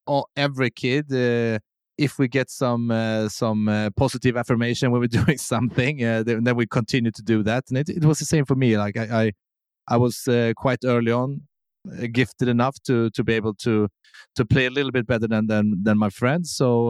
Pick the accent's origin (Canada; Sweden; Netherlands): Sweden; English is a second language; But I will say Sweden is a really good country to grow up in.